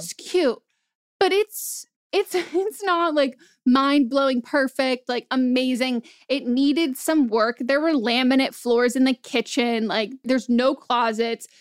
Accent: Marin County, California, United States; I grew up in Marin County, like a very expensive place

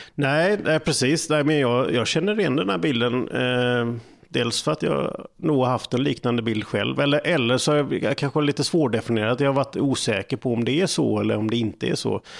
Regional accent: Falkenberg, Halland County, Sweden; Det är ju min hemstad.

